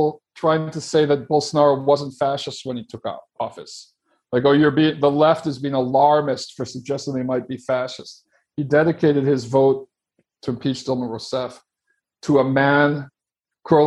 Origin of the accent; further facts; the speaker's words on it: Chicago, Illinois, United States; moved away; also born or lived in Sao Paulo; my hometown of Chicago